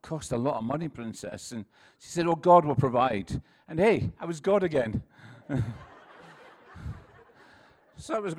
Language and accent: English; Scotland, United Kingdom; I'm from Scotland, and where I come from, everyone speaks like this